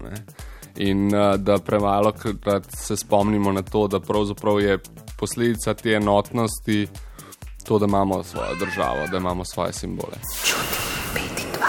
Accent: Slovenia; Slovenci smo

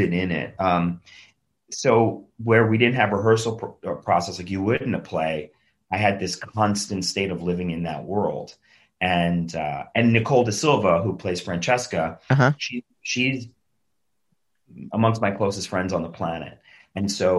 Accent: New York City, New York, United States; I grew up in Queens, New York, and my brother is like a real New York tough guy

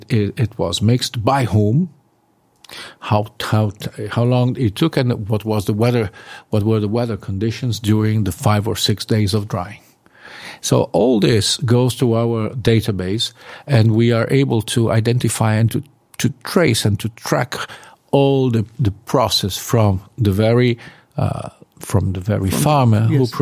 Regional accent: Colombia; English is a second language; I come from Colombia. We don't dry cows there.

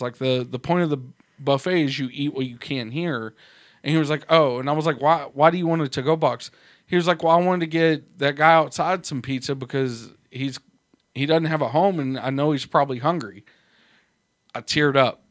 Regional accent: United States; I'm an American

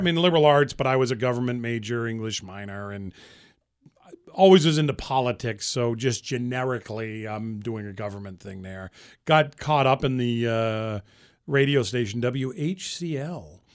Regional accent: Central Massachusetts, United States; moved away as an adult; also born or lived in Boston; I grew up in Massachusetts, and I've lived there my whole life, actually. I grew up in Central Mass.

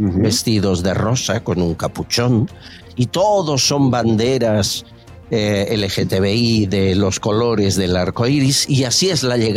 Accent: Madrid, Community of Madrid, Spain; Yo nací aquí, en Madrid. En Madrid.

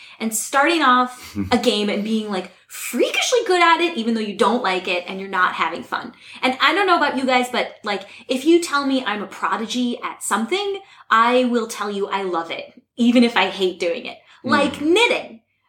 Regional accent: the Berkshires, Massachusetts, United States; growing up in the Berkshires.

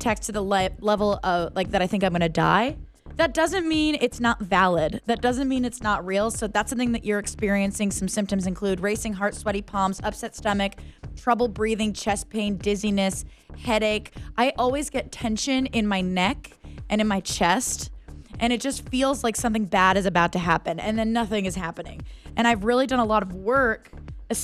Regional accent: Tucson, Arizona, United States; I grew up in Tucson

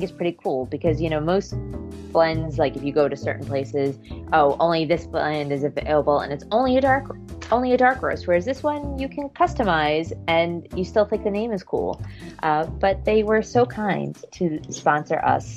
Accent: New York, United States; I grew up here in New York

